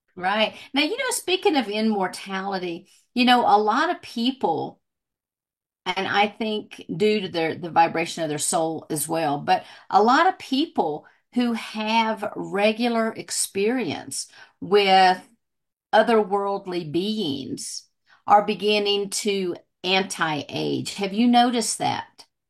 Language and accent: English; southwestern Virginia, United States; now in Colorado, United States; I grew up in Virginia